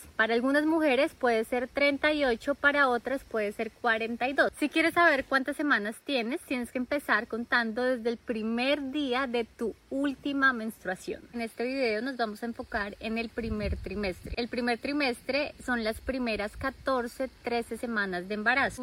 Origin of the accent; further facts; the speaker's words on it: Colombia; moved away; solo comida colombiana. Comida de mi tierra